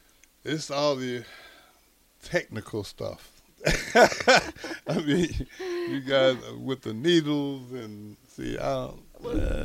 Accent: Texas, United States; now in Omaha, United States; I'm originally from Texas

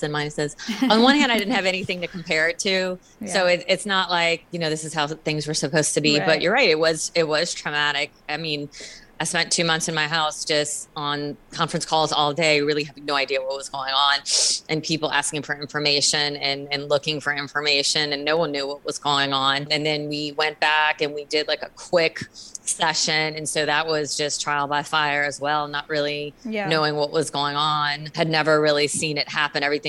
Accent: New Orleans, Louisiana, United States; I am from New Orleans, Louisiana

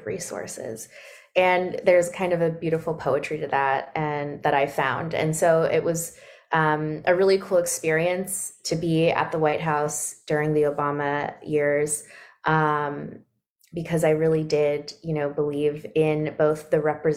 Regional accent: Sacramento, California, United States; moved away as an adult; also born or lived in Washington, District of Columbia, United States / Brooklyn, New York; now in Brooklyn and Washington, DC, United States; a mixed race Black girl growing up in Sacramento, California

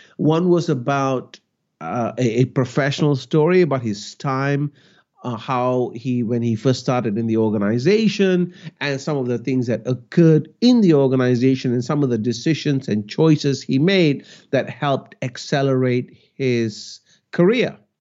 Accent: Malaysia; I grew up in Malaysia, and my parents were teachers

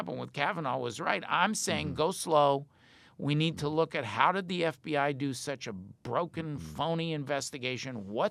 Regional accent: United States; But I said, I'm an American.

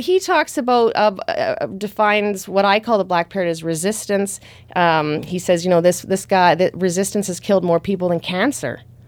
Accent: Thunder Bay, Ontario, Canada; moved away; I went to school in my hometown. So that was in, that's in Thunder Bay on Lake Superior

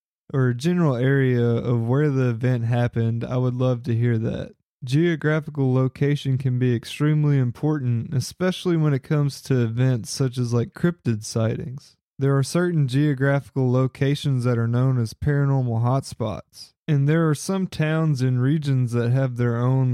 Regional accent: Paris, Kentucky, United States; Paris, Kentucky, which was my hometown where I grew up

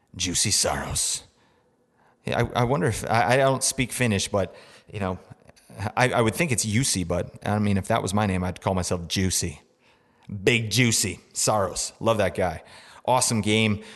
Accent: Vancouver, British Columbia, Canada; I am from Vancouver

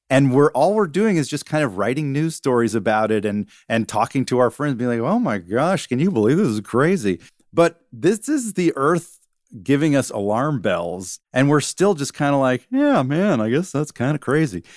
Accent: Georgia, United States; moved away as an adult; growing up in Georgia

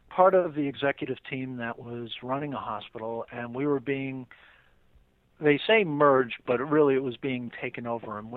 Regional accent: New York City, New York, United States; I grew up in Queens. Uh, I've lived around New York uh, most of my life.

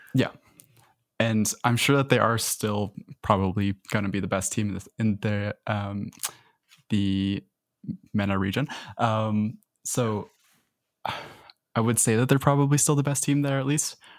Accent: Canada; as a Canadian

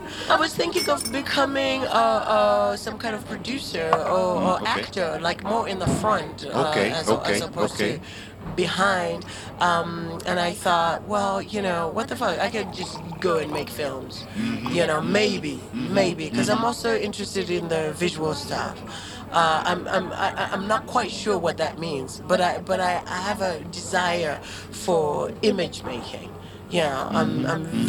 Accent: Zimbabwe

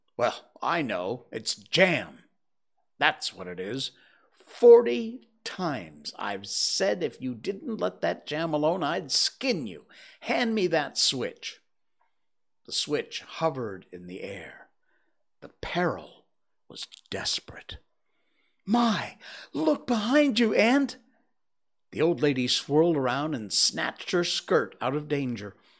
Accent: Connecticut, United States; my home state, Hartford, Connecticut

